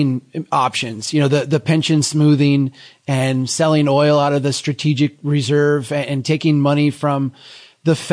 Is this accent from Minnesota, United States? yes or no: yes; Minnesota, United States; I'm from Minnesota